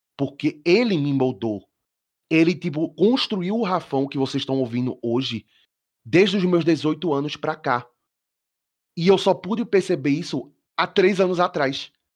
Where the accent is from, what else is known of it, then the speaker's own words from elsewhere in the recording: Olinda, Pernambuco, Brazil; Eu sou de uhum. Olinda, Pernambuco